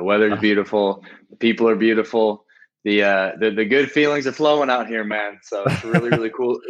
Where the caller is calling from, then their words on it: Rio de Janeiro, Brazil; I'm calling from Rio de Janeiro in Brazil.